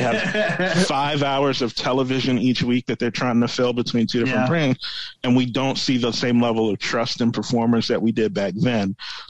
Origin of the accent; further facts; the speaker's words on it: New York City, New York, United States; I'm from Queens, New York